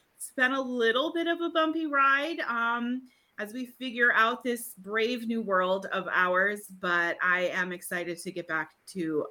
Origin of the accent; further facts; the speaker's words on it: New Hampshire, United States; moved away as an adult; also born or lived in Vermont; now in South Carolina, United States; I actually grew up in New Hampshire and we lived in Vermont for many, many years.